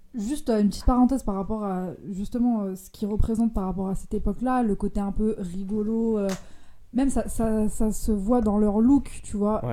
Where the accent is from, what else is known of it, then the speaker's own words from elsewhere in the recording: Lyon, Auvergne-Rhône-Alpes, France; je viens de Lyon et j'ai, je, suis, je suis encore ado.